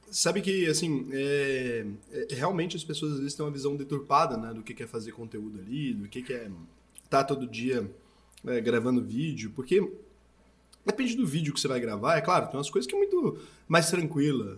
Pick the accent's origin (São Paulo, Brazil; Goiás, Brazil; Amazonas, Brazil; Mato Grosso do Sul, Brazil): Goiás, Brazil; Eu sou goiano